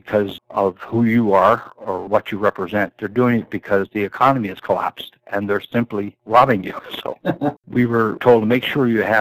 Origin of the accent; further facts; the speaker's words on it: Toronto, Ontario, Canada; also born or lived in Ireland; I was born in Ireland and came to Canada in 57. I was raised in Cabbage Town, which was a very rough neighborhood in Toronto